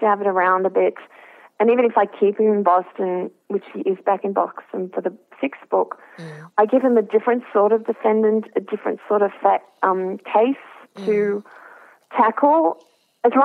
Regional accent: Australia; I'm an Australian who's worked in journalism

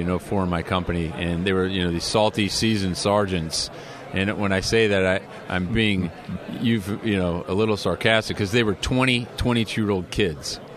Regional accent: Illinois, United States; now in California, United States; as a California resident now, um, you know, my home state was Illinois

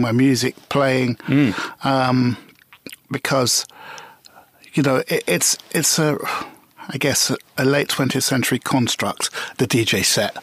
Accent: London, United Kingdom; I was a Notting Hill boy. Right. born and bred

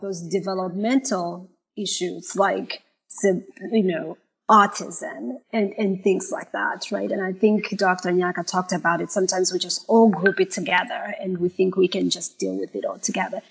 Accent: Malawi; moved away as an adult; also born or lived in Zimbabwe; now in United States; I was born in Malawi. I was raised in Zimbabwe half of my mm-hmm. life, and then moving back to to Malawi.

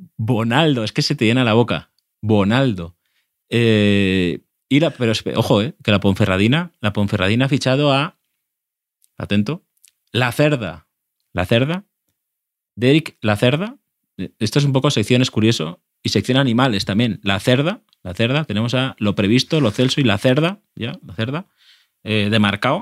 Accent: Castellón de la Plana, Valencian Community, Spain; como ciudadano cercano a Valencia, que soy de Castellón

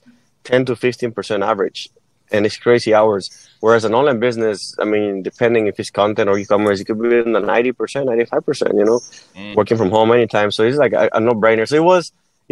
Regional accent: Mexico; English is a second language; moved away as an adult; now in United States; I was born and raised in Mexico. And when I turned 19, I moved to the U.S.

